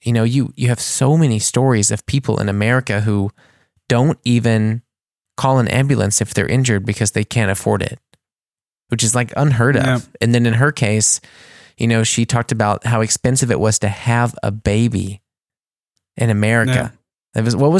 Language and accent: English; United States; now in Germany; And I'm saying this because I am American, but this was something I didn't realize until I came here